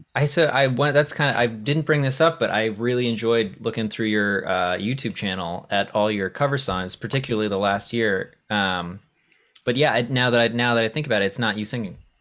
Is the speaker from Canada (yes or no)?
no; Maine, United States; I grew up in Maine